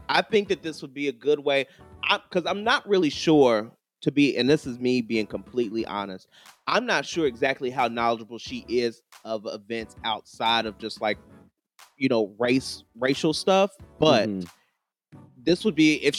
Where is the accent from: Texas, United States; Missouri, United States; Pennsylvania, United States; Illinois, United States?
Texas, United States; and I'm also from Texas as well.